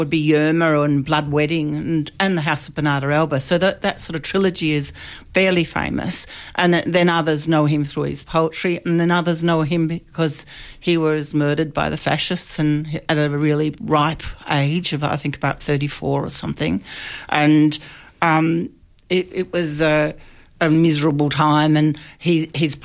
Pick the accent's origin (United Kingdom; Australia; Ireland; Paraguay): Australia; an Australian playwright